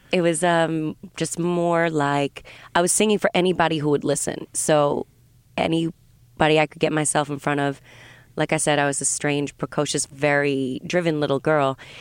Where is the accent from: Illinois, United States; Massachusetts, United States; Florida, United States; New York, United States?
Massachusetts, United States; south of Boston; also born or lived in Vermont / New England; I grew up mostly in, uh, south of Boston.